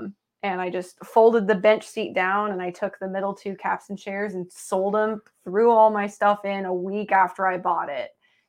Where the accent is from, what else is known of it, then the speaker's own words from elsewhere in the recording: Indiana, United States; And I'm from Southern Indiana, and you know, kind of that whole region is right across the river from Louisville, Kentucky.